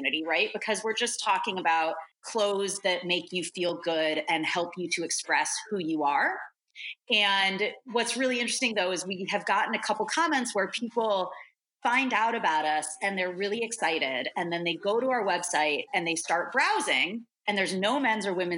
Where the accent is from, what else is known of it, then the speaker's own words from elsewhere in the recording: New York, United States; moved away as an adult; now in San Francisco Bay Area, United States; I am a New Yorker at heart, die hard